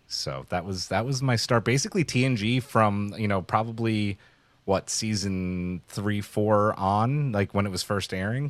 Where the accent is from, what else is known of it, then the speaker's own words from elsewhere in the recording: New York City, New York, United States; I grew up in New York City